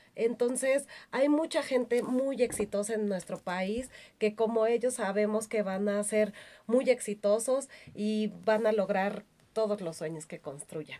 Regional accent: Mexico

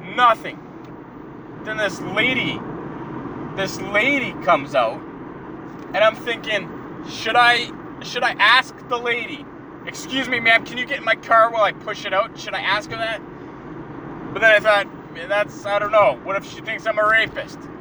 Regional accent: Canada; being the Canadian I am

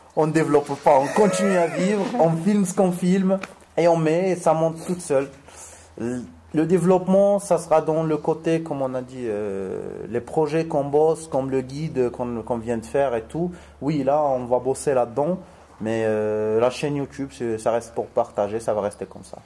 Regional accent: Morocco; je suis marocain

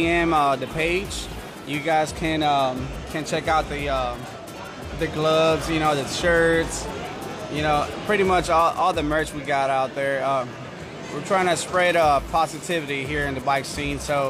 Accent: Houston, Texas, United States; I'm from Spring Ranch area.

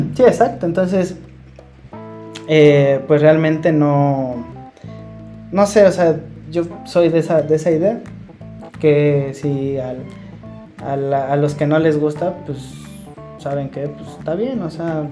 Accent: Mexico; nosotros que tenemos a nuestros padres mexicanos

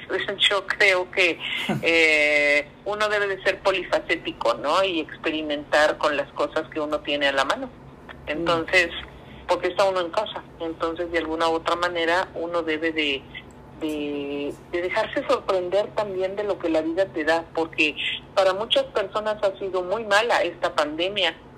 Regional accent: Veracruz, Mexico; soy una artista veracruzana

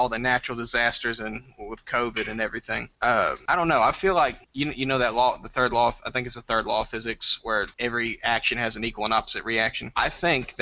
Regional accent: Nacogdoches, Texas, United States; I'm from Nacogdoches, Texas

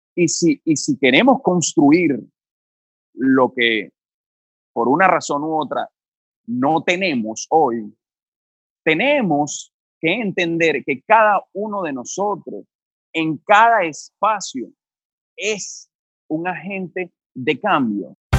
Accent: Venezuela

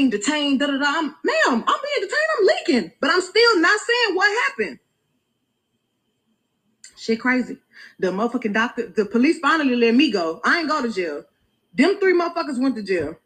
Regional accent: Houston, Texas, United States

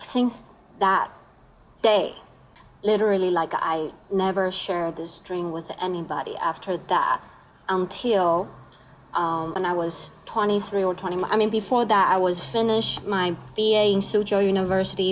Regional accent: Taiwan; English is a second language; now in Jersey City, United States; I'm from Taiwan.

